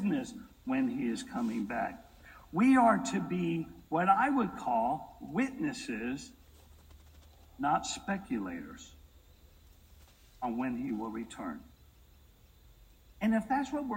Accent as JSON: {"language": "English", "town": "Brooklyn", "region": "New York", "country": "United States", "moved": "yes", "lives_now": "Texas, United States", "said": "I'm from Brooklyn"}